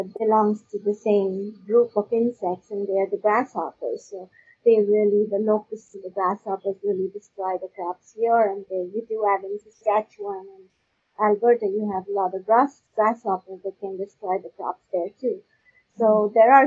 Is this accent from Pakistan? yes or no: yes; Pakistan; now in Canada; I'm not from Canada, so you know I grew up in Pakistan